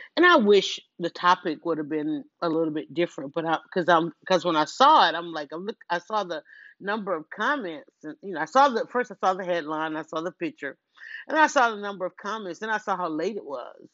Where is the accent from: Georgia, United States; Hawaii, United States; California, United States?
Georgia, United States; Atlanta; I'm from Atlanta, born and raised